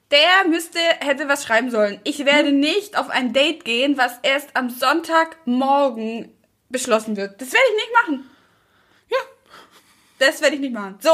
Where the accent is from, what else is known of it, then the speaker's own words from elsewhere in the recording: Brandenburg, Germany; Nee, ich komme aus Brandenburg.